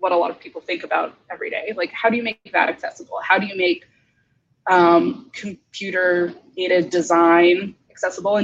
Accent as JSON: {"language": "English", "region": "Northeast", "country": "United States", "moved": "yes", "lives_now": "Bay Area, United States", "said": "I'm originally from the Northeast"}